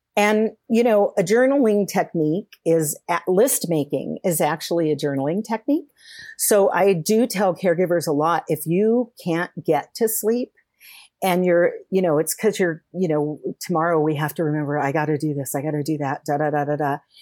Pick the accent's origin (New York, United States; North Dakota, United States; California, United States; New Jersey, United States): California, United States; moved away; also born or lived in Colorado; I was moving from Colorado back home to California